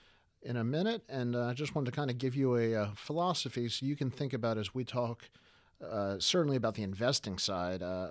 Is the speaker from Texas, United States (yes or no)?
no; Baltimore, Maryland, United States; We're in Baltimore